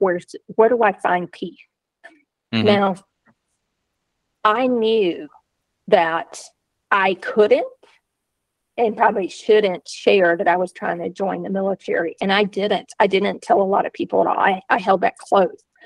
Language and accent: English; Georgia, United States; I grew up on a beef cattle farm in a small southern town in Georgia